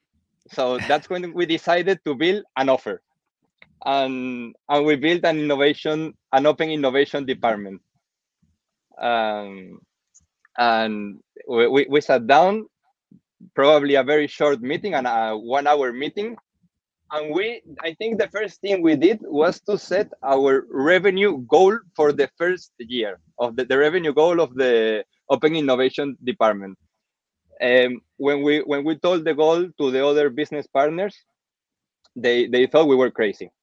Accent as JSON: {"language": "English", "country": "Venezuela", "tie": "born or raised there", "also_born_or_lived": "United States / Milan, Italy / Belgium", "moved": "yes", "lives_now": "Spain", "said": "I'm from Venezuela."}